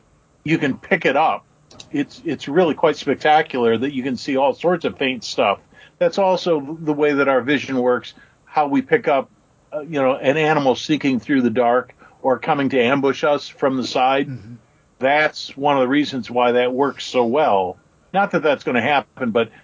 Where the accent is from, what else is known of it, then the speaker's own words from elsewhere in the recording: Michigan, United States; moved away as an adult; also born or lived in Salt Lake City, Utah; having been born and raised in Michigan